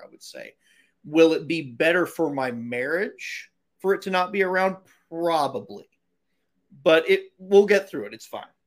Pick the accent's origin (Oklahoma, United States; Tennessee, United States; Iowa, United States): Oklahoma, United States; Edmond; I grew up in Edmond, which, if you're very familiar with the Oklahoma City metropolitan area